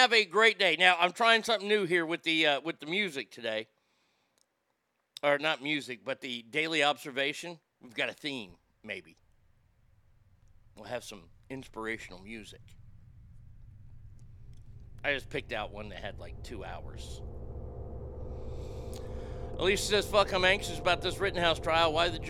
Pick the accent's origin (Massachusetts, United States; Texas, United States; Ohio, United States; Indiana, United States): Texas, United States; Garland; also born or lived in Sacramento; my hometown of Garland.